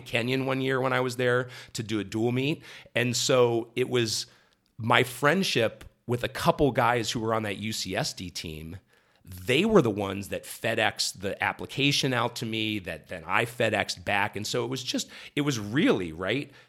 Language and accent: English; Columbus, Ohio, United States; moved away; also born or lived in Akron, Ohio / Southern California; I was born in Akron, Ohio, mm-hmm. raised mm-hmm. right around Columbus